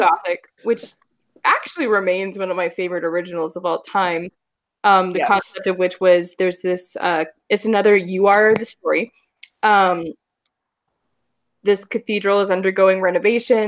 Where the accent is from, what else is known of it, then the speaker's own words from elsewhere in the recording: Alabama, United States; I'm from Alabama